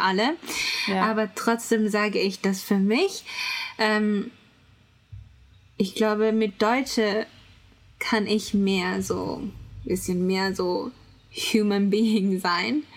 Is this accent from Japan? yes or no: yes; Japan; German is a second language; ich bin Japanerin